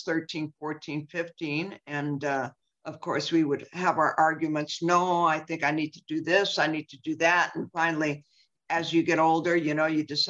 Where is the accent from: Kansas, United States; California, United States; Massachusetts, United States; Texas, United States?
California, United States; San Francisco; I was born and raised in San Francisco